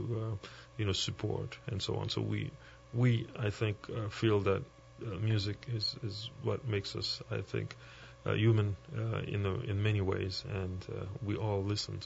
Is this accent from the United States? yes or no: no; Haiti; I grew up in Haiti, a little bit down south